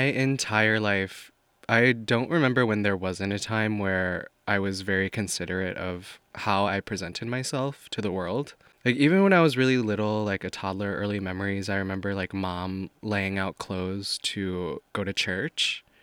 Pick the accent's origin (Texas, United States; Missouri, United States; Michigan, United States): Missouri, United States; moved away as an adult; also born or lived in Paris; now in New York, United States; growing up in Missouri